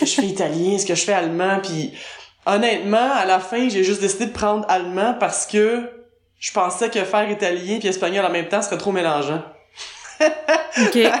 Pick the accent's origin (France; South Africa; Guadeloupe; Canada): Canada; South Shore of Montreal, Quebec; accent: Québécois; moved away as an adult; also born or lived in United States; now in Berlin, Germany; je suis québécoise évidemment, ça s'entend. je suis l'origine de la rive sud de Montréal. Ben, à l'origine, je dis parce que j'étais là jusqu'à l'âge de 12 ans.